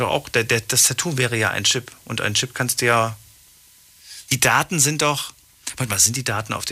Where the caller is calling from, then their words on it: Ramstein, Rhineland-Palatinate, Germany; Ich bin aus Rammstein.